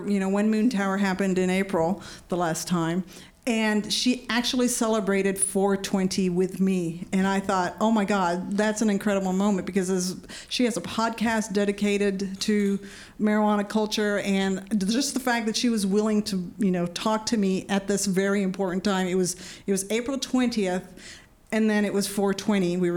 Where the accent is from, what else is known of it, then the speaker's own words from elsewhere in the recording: California, United States; growing up in Orange County, you know.